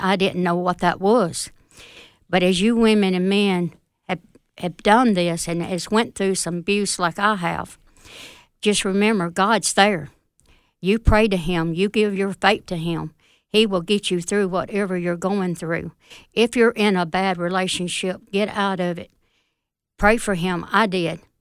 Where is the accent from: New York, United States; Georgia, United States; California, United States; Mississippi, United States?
Mississippi, United States; Fulton; also born or lived in Smithville, Mississippi; I'm from Fulton